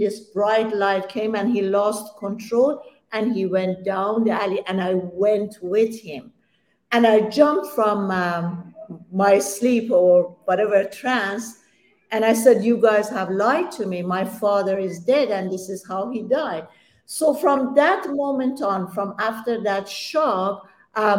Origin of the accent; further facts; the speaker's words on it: Iran; English is a second language; moved away; I'm Persian, and I was born in Iran